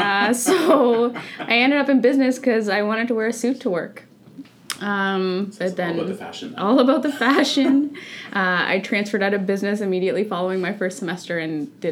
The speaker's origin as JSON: {"language": "English", "town": "Sydney", "region": "Nova Scotia", "country": "Canada", "tie": "born or raised there", "also_born_or_lived": "Toronto", "moved": "as an adult", "said": "I'm actually from Sydney, Nova Scotia, so located in Cape Breton. I grew up in Sydney. I moved to Ryerson to go to school when I was 18."}